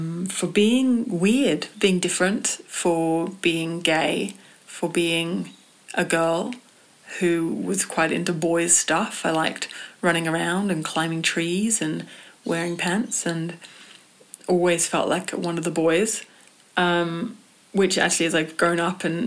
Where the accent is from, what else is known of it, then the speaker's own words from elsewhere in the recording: England, United Kingdom; growing up in England